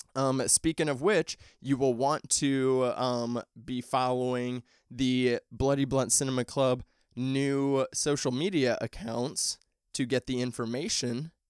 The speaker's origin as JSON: {"language": "English", "region": "Midwest", "country": "United States", "said": "I'm from the Midwest"}